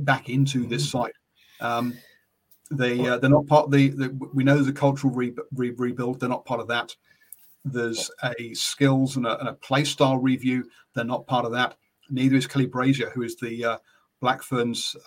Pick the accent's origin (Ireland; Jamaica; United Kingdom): United Kingdom; England; now in New Zealand; I'm English